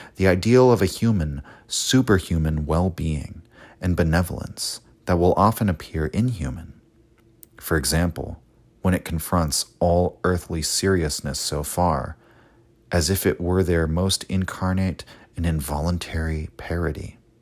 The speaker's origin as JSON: {"language": "English", "country": "United States", "said": "as an American myself"}